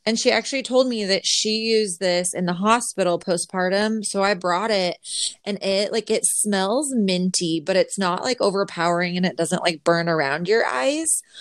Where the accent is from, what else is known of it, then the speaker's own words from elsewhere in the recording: Utah, United States; now in Texas, United States; growing up in Utah, like dry climate